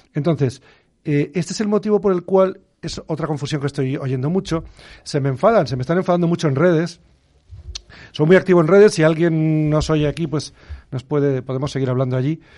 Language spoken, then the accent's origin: Spanish; Canary Islands, Spain; moved away; me crié en las Islas Canarias